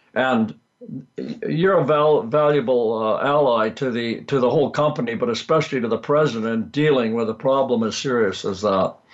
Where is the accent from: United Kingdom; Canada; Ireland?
Canada; Vancouver, British Columbia; also born or lived in Texas; I was born in Canada, grew up in uh, Western Canada in Vancouver